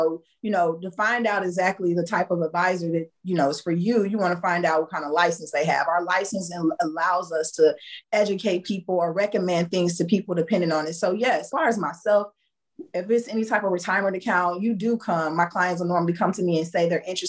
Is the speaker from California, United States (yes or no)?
no; Indiana, United States; moved away as an adult; now in Houston, United States; I lived in Indiana. I was raised in Indiana, and I had decided to move to Houston like in 2014.